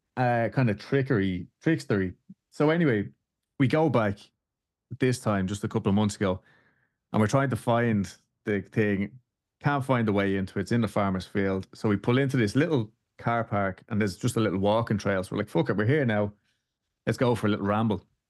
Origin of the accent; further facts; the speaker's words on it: Dublin, Leinster, Ireland; now in Houston, United States; I'm from Dublin in Ireland